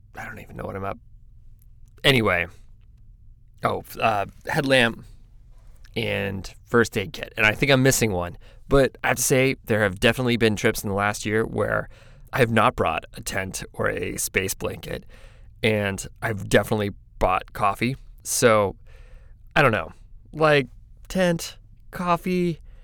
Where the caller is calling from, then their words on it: Eugene, Oregon, United States; I'm calling from Eugene, Oregon